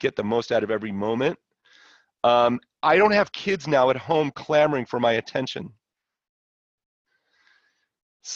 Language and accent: English; Los Angeles, California, United States; I grew up in LA in Brentwood, went to Palisades High